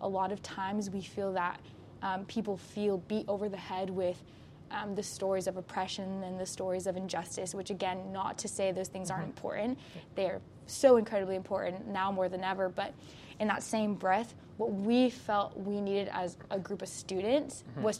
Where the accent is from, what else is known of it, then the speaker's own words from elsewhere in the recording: Florida, United States; now in Walla Walla, United States; And I came from Florida, which is very diverse, and then I came up here to Walla Walla